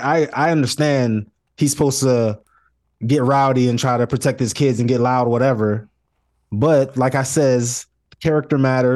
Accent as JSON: {"language": "English", "town": "Lantana", "region": "Florida", "country": "United States", "said": "I'm from Lantana, Playboy."}